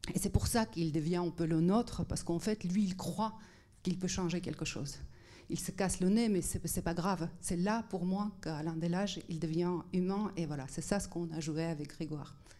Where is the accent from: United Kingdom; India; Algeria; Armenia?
Armenia; also born or lived in Netherlands; now in France; je viens d'Arménie soviétique